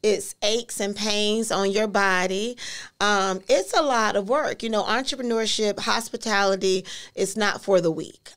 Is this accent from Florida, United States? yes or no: yes; Orlando, Florida, United States; originally from Orlando, um, born and raised in Carver Shores